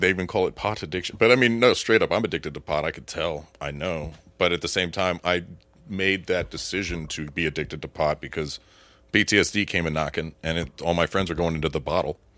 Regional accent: Florida, United States; I grew up in Florida

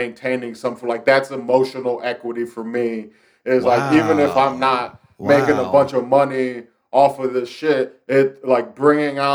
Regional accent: Lorain, Ohio, United States; also born or lived in Cleveland; what I'm doing in Lorain is trying to figure out how I can build it out to eventually have a French festival on the scale of Edinburgh in my hometown

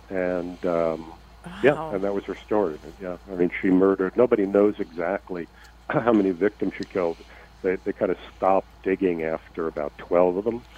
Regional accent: New York City, New York, United States; I grew up in New York City in the Bronx.

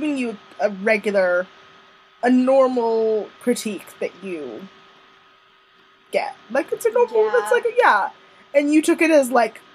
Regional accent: Jamaica; I'm Jamaican

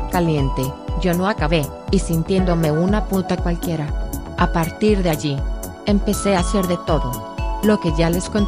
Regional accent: Argentina; soy de Argentina

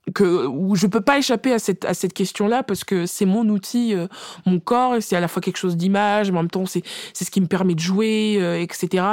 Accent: France; on est française de naissance

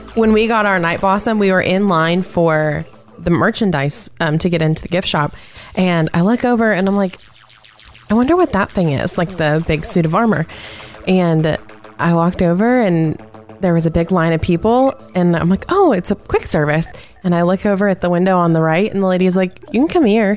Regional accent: Seattle, Washington, United States; I grew up around the ocean. I'm from Seattle

